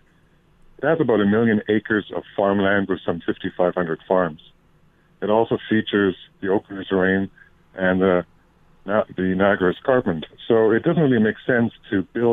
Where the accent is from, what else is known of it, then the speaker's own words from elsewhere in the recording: Germany; now in Canada; my home country of Germany